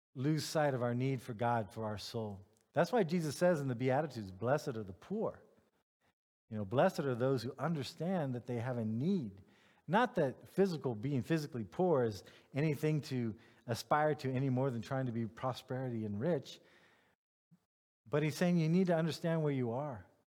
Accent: United States; now in Germany; I'm a white American male

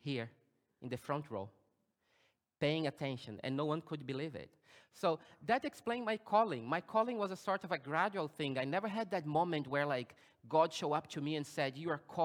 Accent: Brazil; now in Germany; I was born in Brazil. And I was born in a Baptist church.

